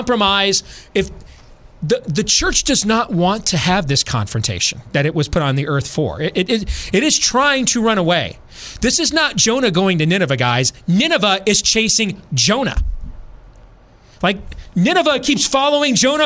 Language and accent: English; Iowa, United States; here in my home state of Iowa